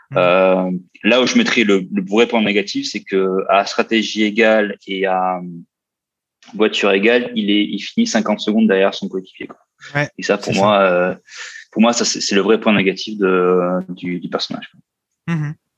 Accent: Austria; moved away; très autrichien, comme mon pays natal

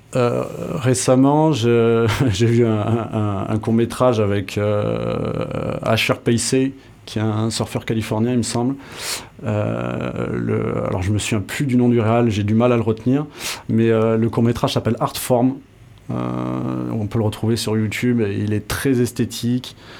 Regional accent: Tarnos, Nouvelle-Aquitaine, France; also born or lived in Bayonne / Paris / Bordeaux; Je suis né à Bayonne et grandi dans les Landes à Tarnos

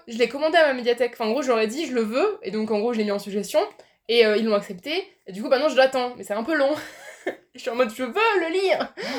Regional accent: Poitiers, Nouvelle-Aquitaine, France; je viens de Poitiers

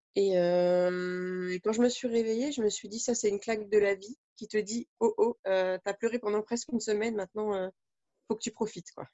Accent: France; chez nous en France

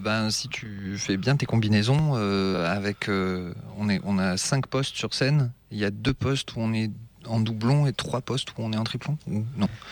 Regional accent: Avignon, Provence-Alpes-Côte d'Azur, France; je suis je suis d'Avignon

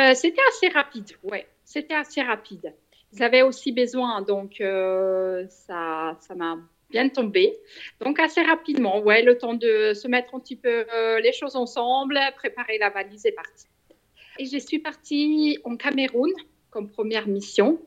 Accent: Switzerland; je suis suisse

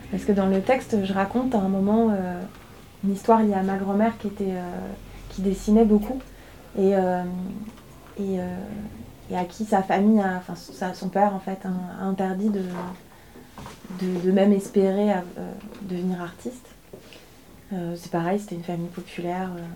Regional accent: inland Brittany, France; also born or lived in Paris; Moi, j'habite un territoire et je pense comme la plupart de la Bretagne des terres

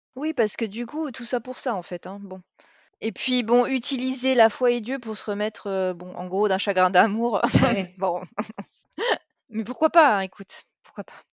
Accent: France; en tant que Française

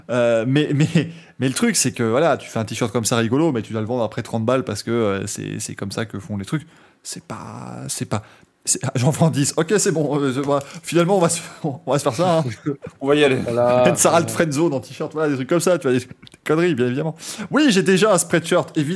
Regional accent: Belgium; je suis belge.

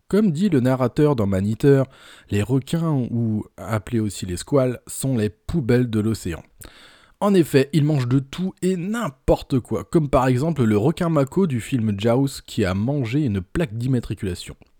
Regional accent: Brittany, France; Par chez nous, en Bretagne

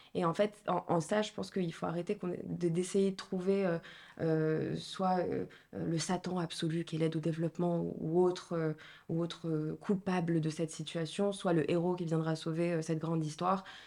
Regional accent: Marrakech, Marrakesh-Safi, Morocco; moved away as an adult; now in France; je suis marocaine, donc je suis née, j'ai grandi à Marrakech

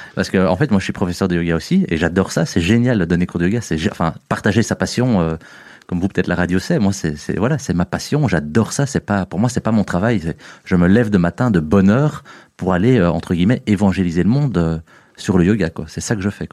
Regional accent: Uccle, Brussels-Capital Region, Belgium; also born or lived in Tennessee, United States; je suis belge, je suis bruxellois, j'ai grandi ben, en fait à un kilomètre d'ici, à, Hucle. j'ai fait mes primaires à Hucle, mes humanités à Hucle

